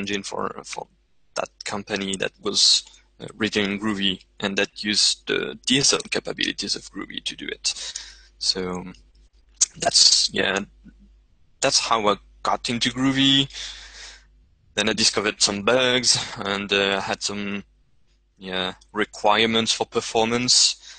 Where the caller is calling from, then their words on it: Montaigu, Pays de la Loire, France; I'm podcasting from Montaigu, France.